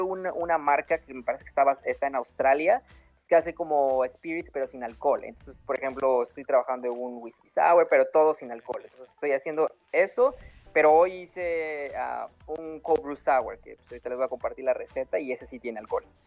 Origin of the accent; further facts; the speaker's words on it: Oaxaca, Mexico; moved away as an adult; now in Los Angeles, United States; yo soy original, originariamente de Oaxaca, llevo radicando 10 años aquí